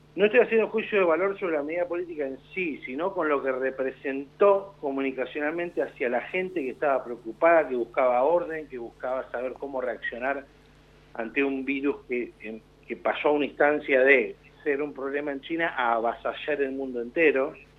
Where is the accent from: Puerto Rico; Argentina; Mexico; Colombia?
Argentina; como argentinos